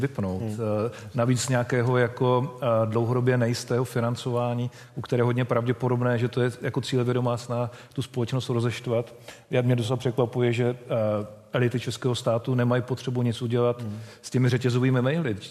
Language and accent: Czech; Czechia; My jako Češi máme takovou zvláštní povahu